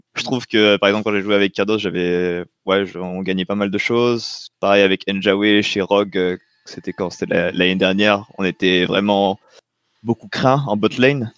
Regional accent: French Polynesia; moved away as an adult; also born or lived in Tunisia / France; on est parti à Tahiti de mes 3 euh, ans à 18 ans

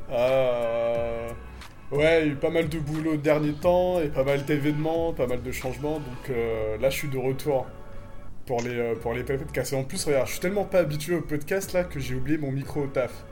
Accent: France; moved away as an adult; now in Tunisia; des origines tunisiennes, donc je suis franco-tunisien, mes parents sont tunisiens à la base, même si je suis français aussi.

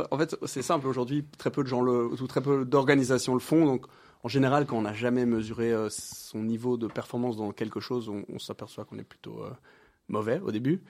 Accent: Brussels, Brussels-Capital Region, Belgium; j'habite euh, plus ou moins Bruxelles depuis plus ou moins toujours

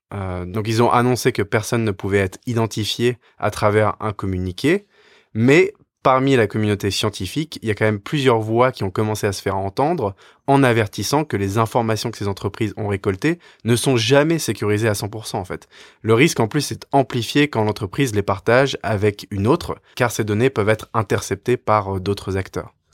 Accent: France; en tant que Français

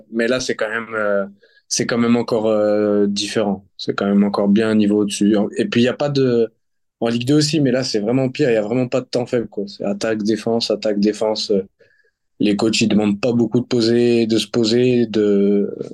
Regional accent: France; now in Netherlands; je suis français.

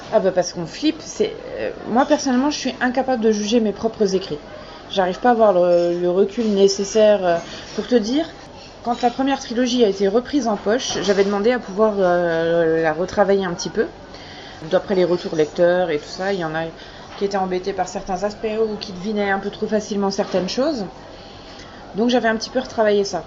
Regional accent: Lorraine, Grand Est, France; also born or lived in Brest

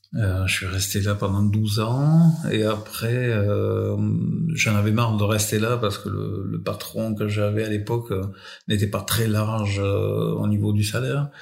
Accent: France; je suis né en France

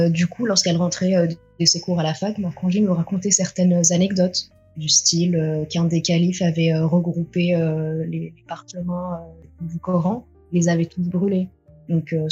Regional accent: France; born there; je suis née en France de parents euh, tunisiens, la petite dernière d'une grande fratrie.

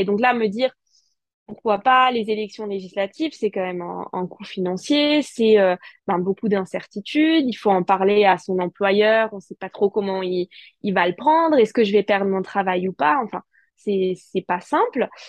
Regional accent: Alsace, Grand Est, France; en tant qu'Alsacienne

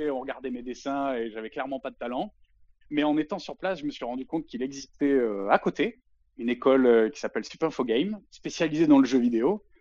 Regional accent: Avignon, Provence-Alpes-Côte d'Azur, France; Je suis originaire du sud-est de la France, plus particulièrement Avignon. L'accent, il s'entend pas trop, mais c'est parce que j'ai pas mal bougé et je l'ai jamais vraiment eu en fait.

